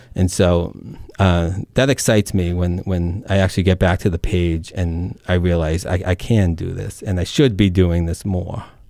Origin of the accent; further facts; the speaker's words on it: Lowell, Massachusetts, United States; accent: Merrimack Valley; now in north of Boston, United States; I grew up right along the Merrimack off of the boulevard.